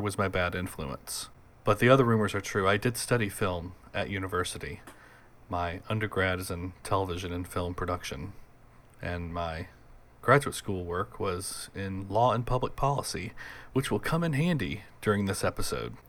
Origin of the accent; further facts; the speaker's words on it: United States; also born or lived in Boston; I'm an American. I live in America. I live in Boston